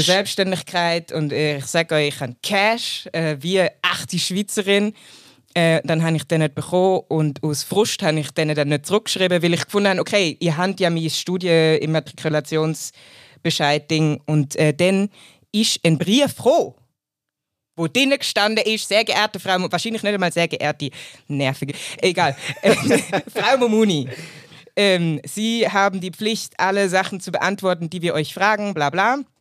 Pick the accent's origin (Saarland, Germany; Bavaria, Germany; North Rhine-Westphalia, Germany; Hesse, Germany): Bavaria, Germany; Munich; moved away as an adult; now in Switzerland; Ich komme aus Deutschland, ich bin in München aufgewachsen und geboren